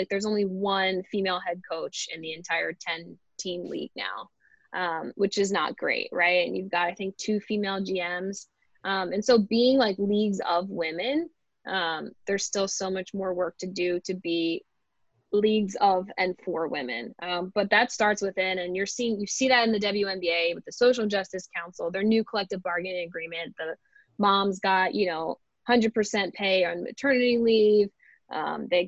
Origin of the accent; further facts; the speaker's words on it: Philadelphia, Pennsylvania, United States; I'm from Philadelphia